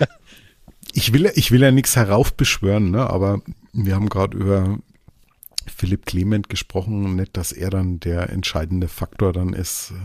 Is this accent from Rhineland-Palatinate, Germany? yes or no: no; Franconia, Bavaria, Germany; accent: Franconian; Als Franke